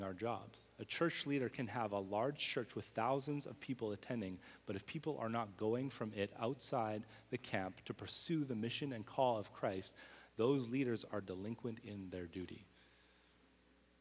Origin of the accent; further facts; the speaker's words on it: Winnipeg, Manitoba, Canada; moved away as an adult; now in Montreal, Canada; someone had just moved to my hometown, Winnipeg, and started a church plant.